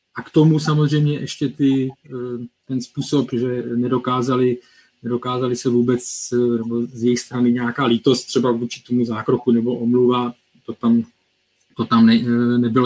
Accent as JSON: {"language": "Czech", "country": "Czechia", "said": "my jako Češi"}